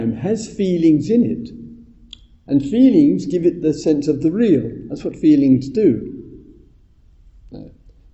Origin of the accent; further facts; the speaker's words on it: England, United Kingdom; I'm English